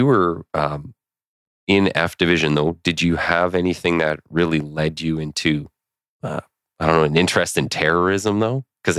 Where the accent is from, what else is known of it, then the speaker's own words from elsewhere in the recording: Winnipeg, Manitoba, Canada; So I'm from Winnipeg as well.